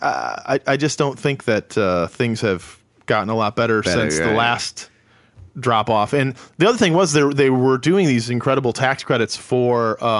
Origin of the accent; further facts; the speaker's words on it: a suburb of Detroit, Michigan, United States; moved away as an adult; also born or lived in New York; now in Los Angeles, United States; I didn't grow up in Detroit. Oh, okay. I grew up in a suburb, but at the point I could drive, I spent a lot of time in Detroit. And Michigan is a great place.